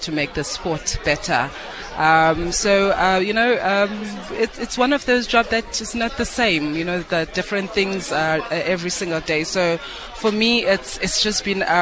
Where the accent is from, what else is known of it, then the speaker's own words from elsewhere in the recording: Eastern Cape, South Africa; I'm a girl from the Eastern Cape. My mom being from Eastern Cape, I grew up in the Eastern Cape.